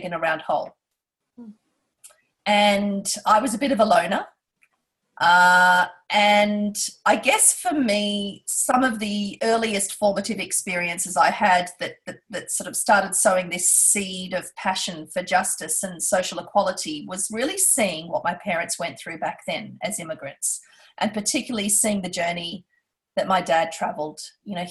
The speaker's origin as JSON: {"language": "English", "town": "Perth", "region": "Western Australia", "country": "Australia", "tie": "born or raised there", "also_born_or_lived": "India", "said": "we immigrated to Australia and to Perth, as you said, in the mid-1970s."}